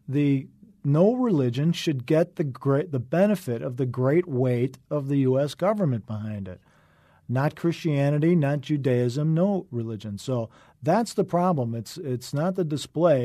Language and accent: English; Wheaton, Illinois, United States; also born or lived in Chicago; now in Los Angeles, United States; I was born in Chicago, raised in the western suburb of Wheaton